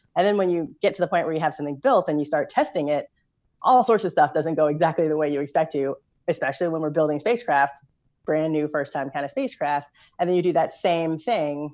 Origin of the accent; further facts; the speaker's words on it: Louisville, Kentucky, United States; I grew up in Louisville, Kentucky